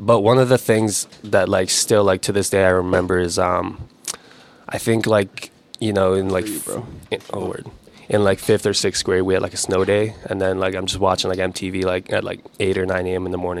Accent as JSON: {"language": "English", "town": "Waltham", "region": "Massachusetts", "country": "United States", "tie": "born or raised there", "also_born_or_lived": "Mongolia", "said": "lived in Waltham, Massachusetts for basically my whole life. Like, grew up there."}